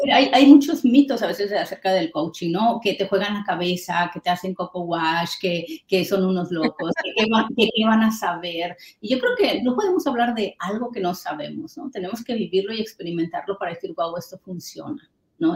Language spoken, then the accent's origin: Spanish; Mexico; moved away; yo soy mexicana